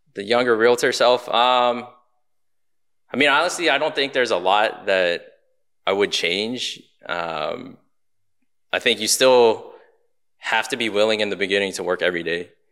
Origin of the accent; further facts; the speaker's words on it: Baltimore, Maryland, United States; moved away as an adult; now in Houston, United States; I'm born and raised in Baltimore, Maryland